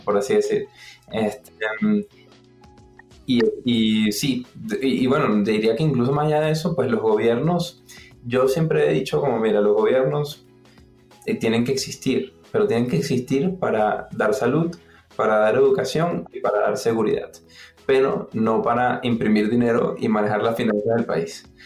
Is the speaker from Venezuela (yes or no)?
yes; Venezuela; moved away; Venezuela, de donde vengo, ¿no? Yo soy venezolano. Entonces, como Venezuela la economía falló y crecí en una casa donde, como en la mayoría de las casas en Venezuela